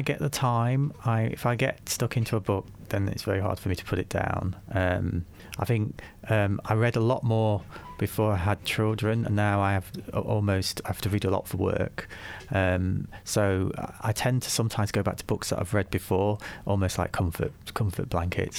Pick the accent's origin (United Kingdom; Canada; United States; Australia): United Kingdom; Nottingham, East Midlands; moved away as an adult; also born or lived in Leeds; I was born in Nottingham, um, spent, um, my early life in Nottingham